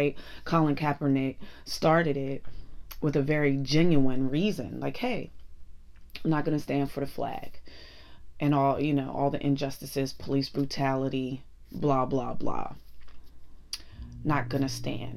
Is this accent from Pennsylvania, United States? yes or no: yes; Pittsburgh, Pennsylvania, United States; accent: Pittsburgh; moved away; Ever since I went home for Thanksgiving and got my Pittsburgh swag on, I can't get rid of my accent.